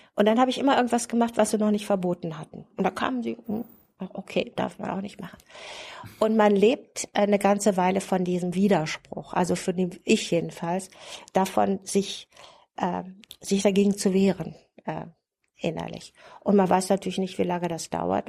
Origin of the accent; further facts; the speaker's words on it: Germany; moved away as an adult; also born or lived in West Berlin; ich kam ja aus dem Bundesgebiet, ich hatte einen westdeutschen Pass